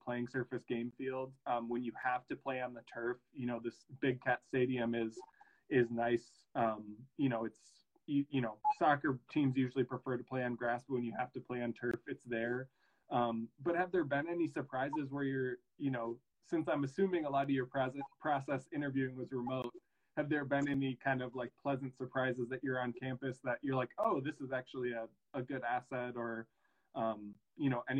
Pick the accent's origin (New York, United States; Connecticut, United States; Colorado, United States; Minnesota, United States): Minnesota, United States; Lake Country, northern; I grew up in Lake Country in northern Minnesota